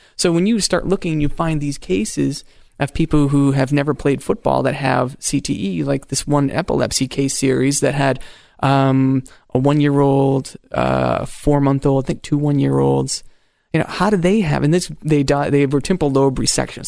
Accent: Maine, United States; I grew up in Maine

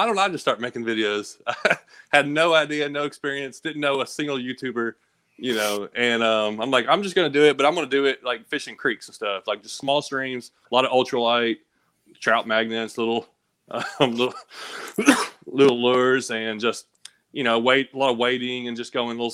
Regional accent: Clarksville, Tennessee, United States; also born or lived in Kentucky; now in East Tennessee, United States; I was born in Kentucky, so we kind of moved from Kentucky to Tennessee

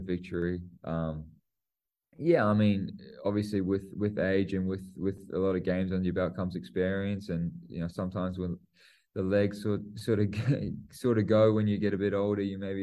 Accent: New Zealand; I'm a Kiwi

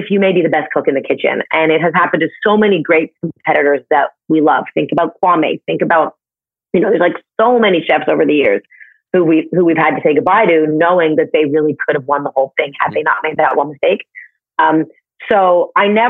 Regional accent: Canada; now in New York, United States; I'm from Canada

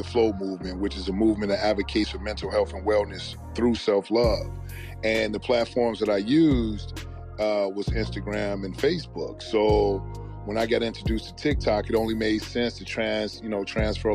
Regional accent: Chicago, Illinois, United States; back in the city that I'm born and raised in a community not far from where I was raised on the West Side

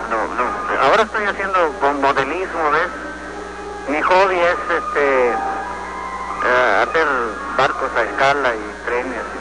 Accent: Monterrey, Nuevo León, Mexico; also born or lived in Puebla, Mexico / Mexico City; Eh, yo nací en, en la ciudad de Puebla, México. Ajá. Puebla pero yo me crié aquí en Monterrey, donde estoy ahorita.

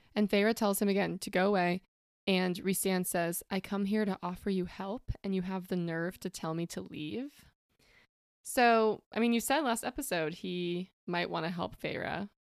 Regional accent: West Coast, United States; moved away as an adult; now in Indianapolis, United States; not from Indy, I'm from the West Coast

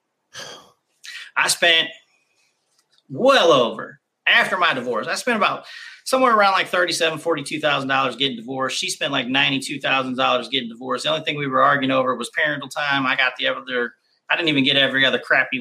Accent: Kansas City, United States; I grew up in Kansas City.

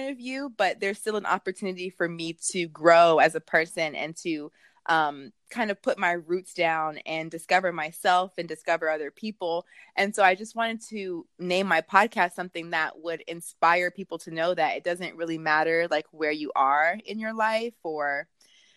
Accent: Washington, District of Columbia, United States; I'm originally from the Washington, D.C. metro area

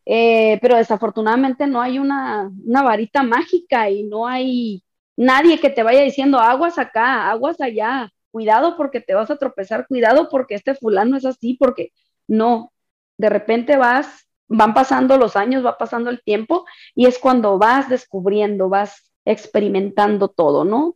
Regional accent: Sonora, Mexico; soy de Sonora

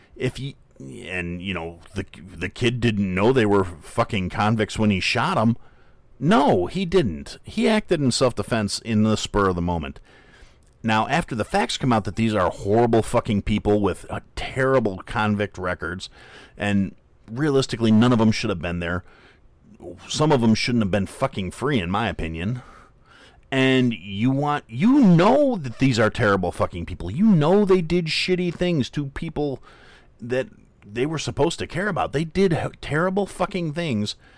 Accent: Kenosha, Wisconsin, United States; moved away; it was my hometown

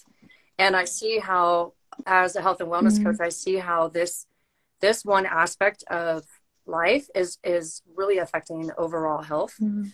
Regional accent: San Diego, California, United States; now in Utah, United States; We're all from San Diego

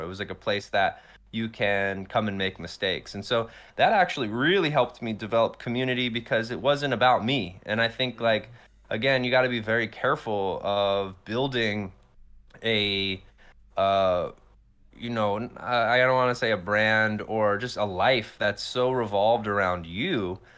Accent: Morrisville, Pennsylvania, United States; born or raised there; moved away; also born or lived in Atlanta, Georgia

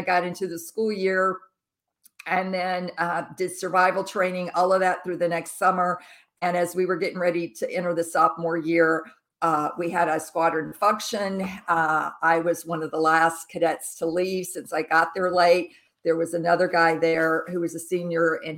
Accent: Jackson, Mississippi, United States; I was raised as a Southern Baptist growing up in Jackson, Mississippi, the Bible Belt

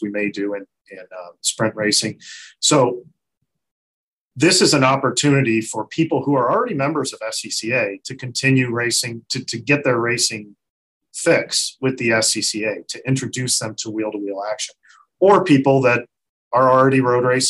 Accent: Ohio, United States; I grew up in Ohio

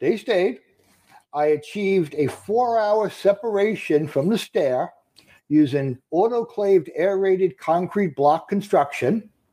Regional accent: Long Island, New York, United States; Born and raised on Long Island.

